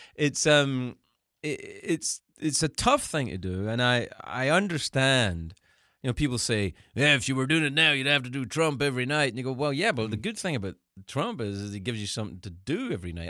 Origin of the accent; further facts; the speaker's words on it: Scotland, United Kingdom; moved away as an adult; also born or lived in United States; I'm I'm an American living abroad in the country that I'm from